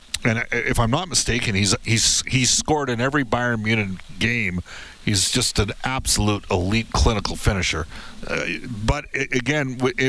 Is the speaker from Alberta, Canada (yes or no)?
yes; Edmonton, Alberta, Canada; I grew up in Edmonton here